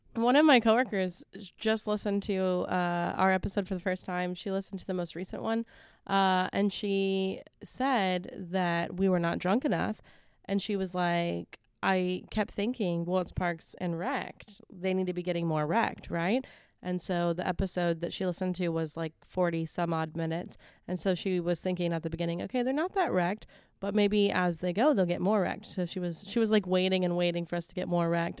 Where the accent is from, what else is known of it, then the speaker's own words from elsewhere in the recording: Houston, Texas, United States; I'm from Houston.